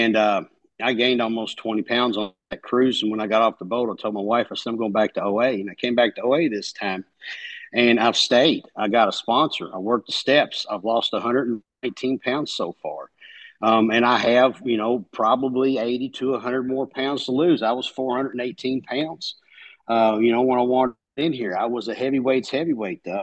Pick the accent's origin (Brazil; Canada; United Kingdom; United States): United States; Kentucky; The accent, I'm from Kentucky